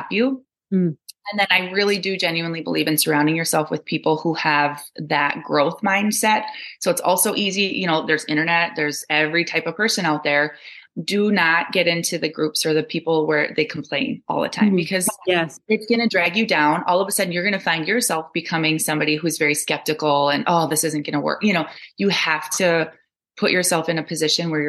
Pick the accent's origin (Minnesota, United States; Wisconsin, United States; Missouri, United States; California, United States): Wisconsin, United States; Altoona; now in Galesville, United States; my hometown of Altoona, Wisconsin, which is right up by Eau Claire